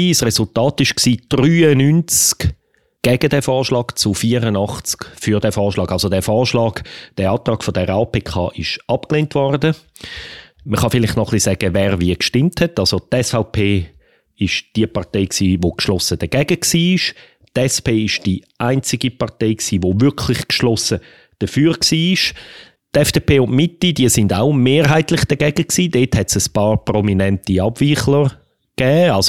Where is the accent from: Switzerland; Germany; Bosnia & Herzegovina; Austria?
Switzerland; und gleichzeitig ist halt in als Schweizer das Bedürfnis extrem stark